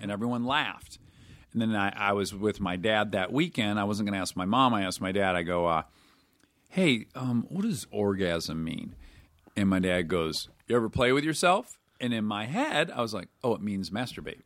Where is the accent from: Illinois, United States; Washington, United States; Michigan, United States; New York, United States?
Michigan, United States; Detroit; I'm from Detroit, where it is gray eight months of the year